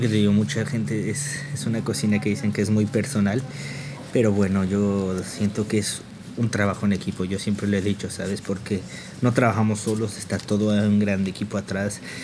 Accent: Toluca, State of Mexico, Mexico; moved away as an adult; also born or lived in Tenango del Valle / Paris region, France; now in France; yo soy de Toluca

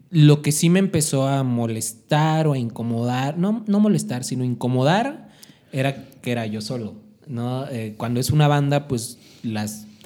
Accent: Mexico City, Mexico; De, oye, es que vengo de la Ciudad de México y escribí esta canción que acaba de salir

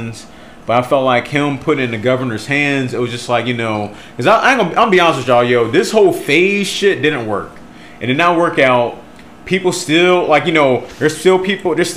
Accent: United States; as an American

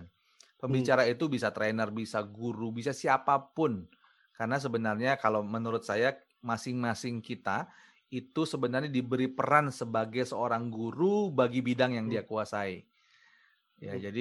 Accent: West Papua, Indonesia; Manokwari pada saat itu saya training kemudian yang happy di situ adalah saya training dan bisa menggunakan bahasa sehari-hari saya dulu.

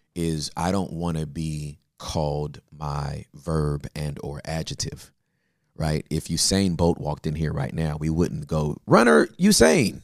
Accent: Inglewood, California, United States; moved away as an adult; also born or lived in West Covina / Valinda / Texas; I was born and raised in Inglewood

